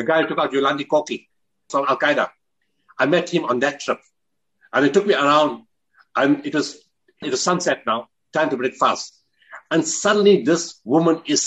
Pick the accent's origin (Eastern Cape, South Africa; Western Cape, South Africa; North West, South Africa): North West, South Africa; Potchefstroom; I was born in Potterstrom